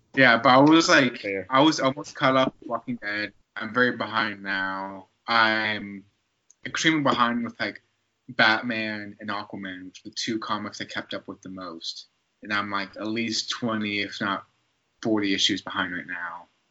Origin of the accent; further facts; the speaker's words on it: Newnan, Georgia, United States; the Nathan's like hot dogging contest was gonna have like one of their like tournaments in my hometown